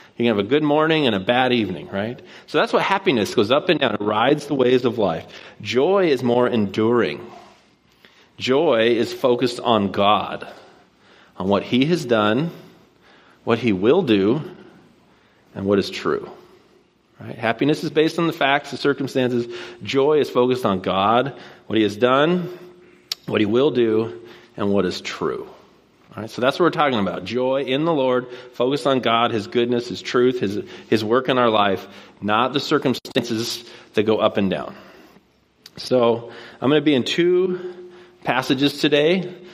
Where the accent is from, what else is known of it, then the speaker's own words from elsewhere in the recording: Puyallup, Washington, United States; moved away as an adult; now in Bellingham, United States; I grew up here in Puyallup, and I went to Rogers